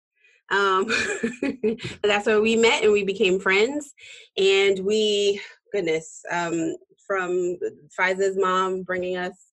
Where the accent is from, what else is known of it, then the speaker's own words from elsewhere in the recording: Rhode Island, United States; moved away as an adult; also born or lived in Georgia; I am from Rhode Island originally. Lived in Georgia for almost 10 years away from my family and friends, but then I came back.